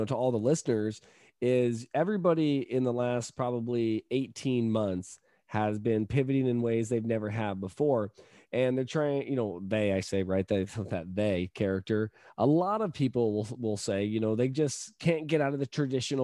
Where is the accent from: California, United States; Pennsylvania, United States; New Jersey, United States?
California, United States; I'm from California